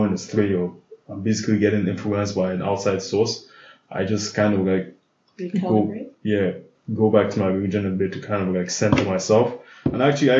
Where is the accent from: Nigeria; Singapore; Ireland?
Nigeria; Abuja, Federal Capital Territory; I grew up in Abuja.